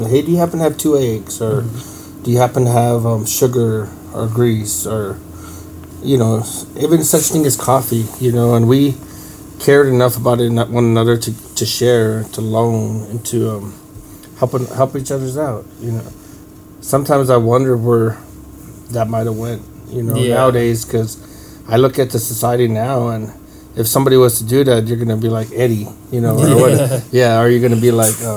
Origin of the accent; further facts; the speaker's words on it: Mescalero, New Mexico, United States; I grew up here in Mescalero all my life